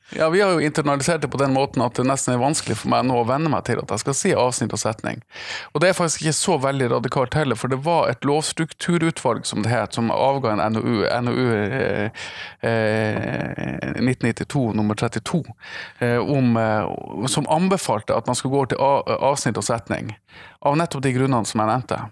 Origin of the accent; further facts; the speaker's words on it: Tromsø, Troms, Norway; jeg er fra Tromsø. Jeg er fra, nærmere bestemt fra Prestvannet i Tromsø